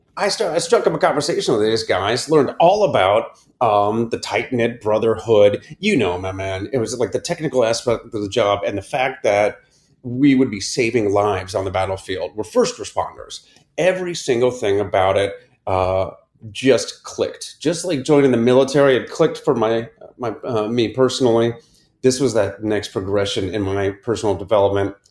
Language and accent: English; Akron, Ohio, United States; I grew up in Akron, Ohio, in the suburbs